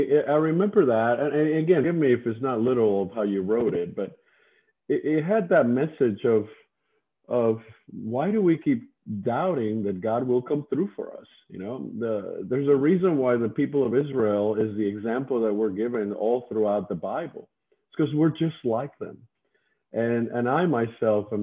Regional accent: Cuba; I grew up on an island, as you said earlier. Before I was born in Cuba

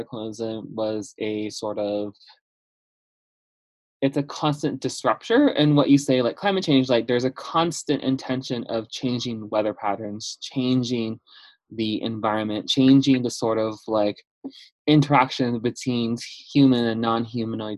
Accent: Chinle, Arizona, United States; I was born and raised in the central part of the Navajo Nation in a small town called Chinle, Arizona

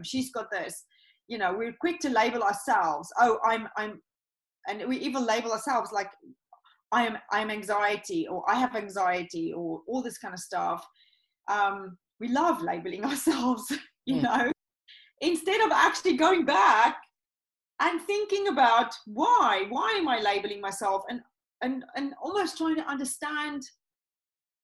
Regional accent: South Africa; moved away; I come originally from South Africa

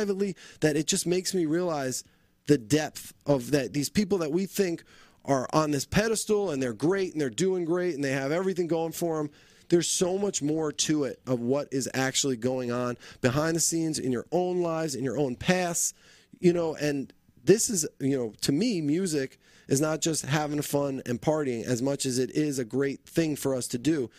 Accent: New Jersey, United States; moved away; I'm originally from New Jersey

